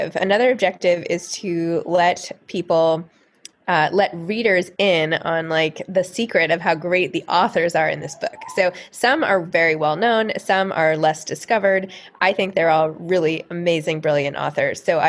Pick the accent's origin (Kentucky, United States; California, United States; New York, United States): New York, United States; New York City; I grew up in New York City.